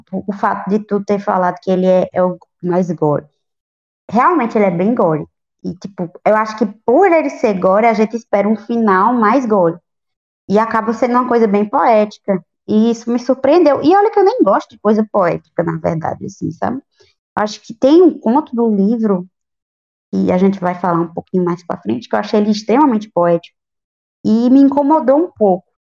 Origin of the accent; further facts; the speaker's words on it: the homeland of Augusto dos Anjos, Paraíba, Brazil; Não acredito que ele é da minha terra